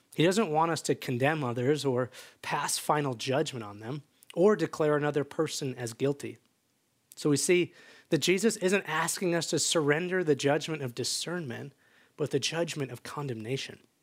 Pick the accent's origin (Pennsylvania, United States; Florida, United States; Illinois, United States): Illinois, United States; just outside Chicago; now in Bend, United States; I grew up just outside Chicago as the youngest of three boys